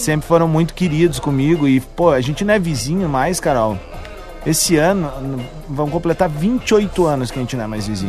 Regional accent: Viamão, Rio Grande do Sul, Brazil; uma parte muito bonita da minha infância em Viamão

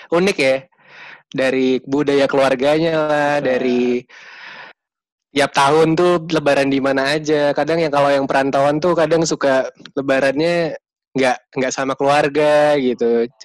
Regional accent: Jakarta, Indonesia; now in Yogyakarta, Indonesia; karena gue sebenarnya aslinya Jakarta tapi gue tinggal di Jogja jadi gue kalau lebaran itu malah lawan arus

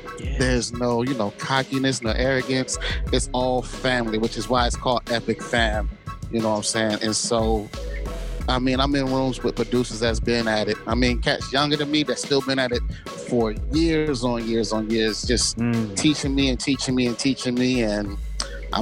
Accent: Jacksonville, Florida, United States; also born or lived in Marietta, Georgia; now in Baltimore, United States; Jacksonville, Florida, my hometown

